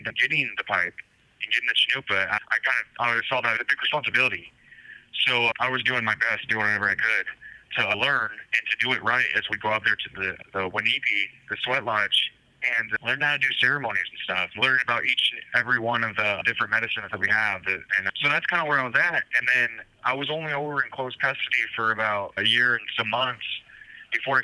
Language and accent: English; Eastern Washington, United States; I'm from the Eastern Washington